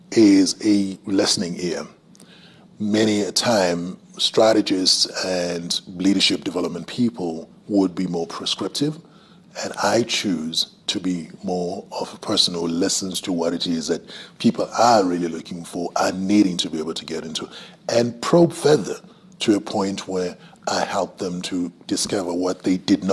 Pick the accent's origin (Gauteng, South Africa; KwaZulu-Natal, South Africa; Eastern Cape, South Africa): KwaZulu-Natal, South Africa; Umhlabuyalingana; That's where I originate from. Yeah. And the specific place is called Kwamahlungulu. I grew up in a space where I just had cattle all around.